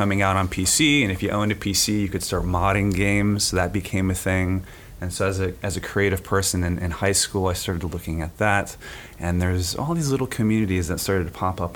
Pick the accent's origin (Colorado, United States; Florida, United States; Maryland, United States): Florida, United States; Gainesville; also born or lived in New York; I grew up in Gainesville